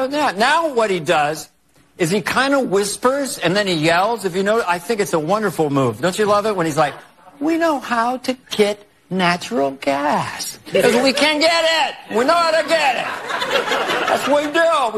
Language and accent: English; Scranton, Pennsylvania, United States; Yeah, I went to Scranton. I grew up in Scranton, Pennsylvania.